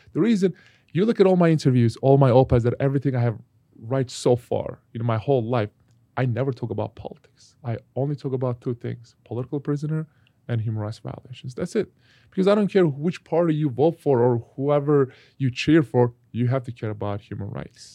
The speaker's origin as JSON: {"language": "English", "country": "Turkey", "tie": "born or raised there", "moved": "yes", "said": "my home country, Turkey"}